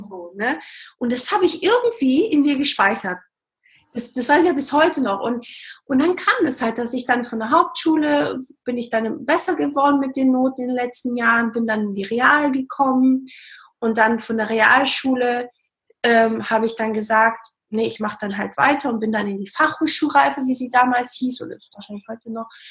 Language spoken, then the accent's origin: German; Baden-Württemberg, Germany; also born or lived in Portugal; ich bin ursprünglich aus Portugal und bin aber in, in Baden-Württemberg aufgewachsen